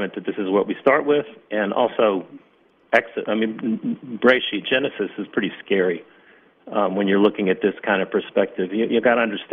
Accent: Atlanta, Georgia, United States; moved away as an adult; now in Israel; I came from Atlanta, Georgia. I didn't come from the New York area.

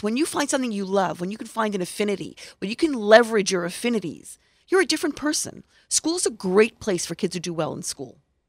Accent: United States; first language Hebrew; English is a second language; I grew up in America, but Hebrew is my first language.

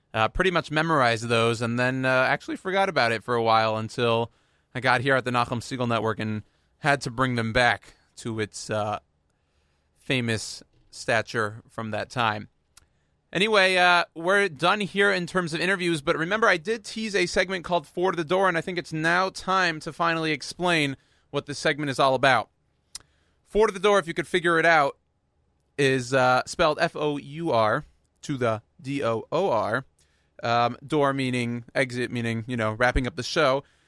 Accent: Houston, Texas, United States; I was born and raised in Houston, Texas

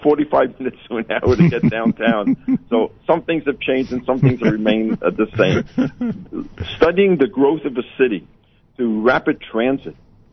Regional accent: New York, United States; this great city of New York, which is my hometown.

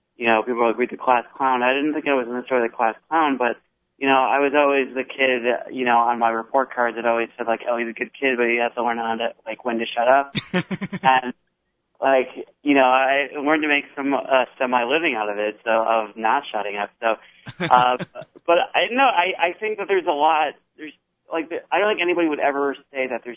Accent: Chicago, Illinois, United States; I'm from Chicago, which is west of Pennsylvania

